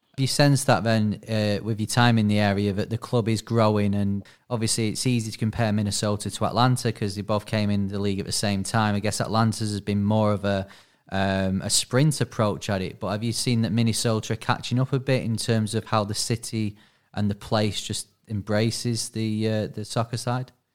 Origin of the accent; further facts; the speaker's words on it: Manchester, North West England, United Kingdom; from Manchester, twenty-nine years old.